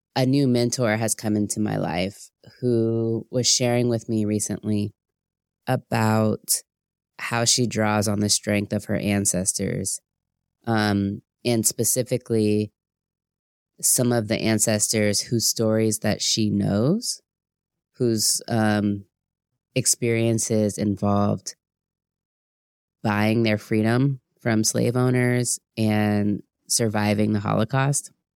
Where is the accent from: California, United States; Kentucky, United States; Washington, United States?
Washington, United States; Seattle; being a Black American growing up in Seattle, Washington